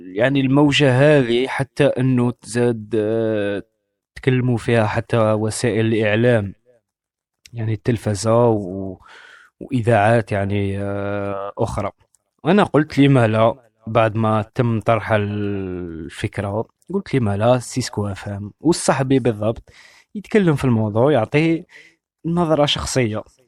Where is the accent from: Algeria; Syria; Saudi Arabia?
Algeria; أنا جزائري وعندي ميكانيزم تفكير جزائري